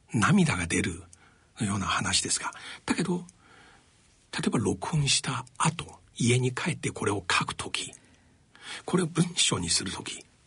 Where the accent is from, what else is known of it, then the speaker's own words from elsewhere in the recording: China; now in Japan; 私の出身地である中国